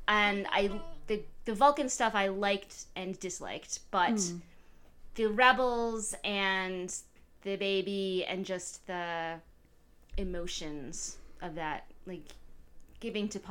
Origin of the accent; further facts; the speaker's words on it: Connecticut, United States; I am from Connecticut, where I am free to not care about sports at all, because we don't have any